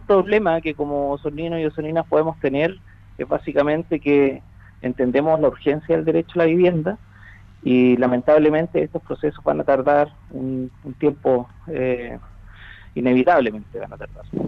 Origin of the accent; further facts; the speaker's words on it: Chile; como chilenos